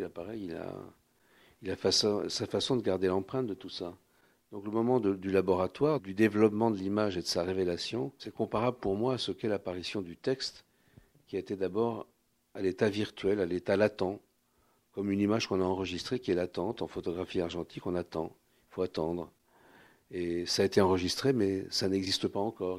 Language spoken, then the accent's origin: French; Paris, Île-de-France, France; accent: Parisian; je suis né à Paris, mais dans une famille où euh, l'Europe centrale était éminemment présente